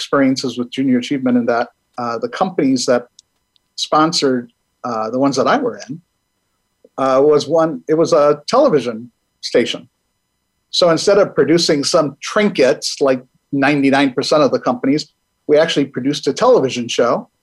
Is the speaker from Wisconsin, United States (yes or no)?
yes; Milwaukee, Wisconsin, United States; I'm originally from Milwaukee, Wisconsin